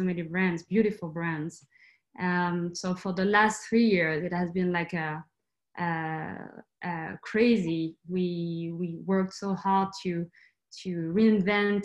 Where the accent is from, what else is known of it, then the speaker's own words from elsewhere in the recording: France; I'm from France, but I grew up in the countryside, like in a tiny, tiny town.